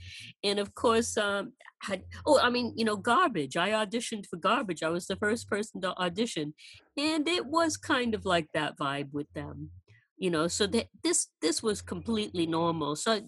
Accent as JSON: {"language": "English", "town": "San Francisco", "region": "California", "country": "United States", "lives_now": "United Kingdom", "said": "especially since I came from San Francisco."}